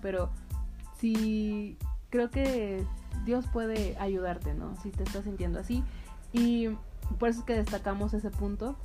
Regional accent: Veracruz, Mexico; moved away as an adult; now in Querétaro, Mexico; de donde soy, en Veracruz

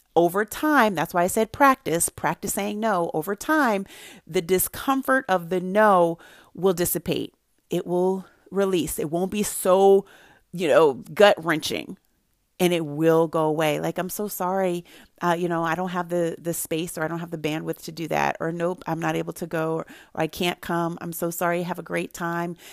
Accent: Santa Barbara, California, United States; born or raised there

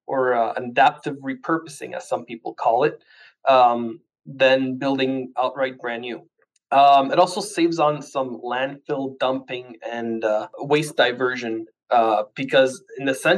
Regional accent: Ottawa, Ontario, Canada; also born or lived in Portugal; I was born in Portugal from a hard working immigrant family, landed in Canada when I was just shy of 3 years old. Done all my schooling in French, always stayed in the Ottawa area.

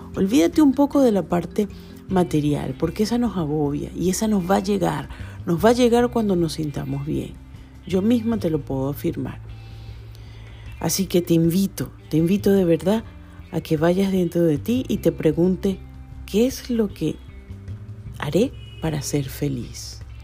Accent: Venezuela; moved away as an adult; now in Chile; Cinco años han pasado muy rápido desde que salí de Venezuela

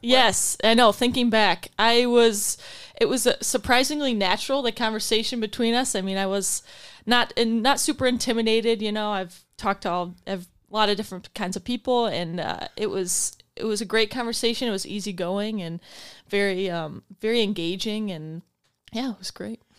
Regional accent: Grand Rapids, Michigan, United States; I am from Grand Rapids. I went to Catholic Central

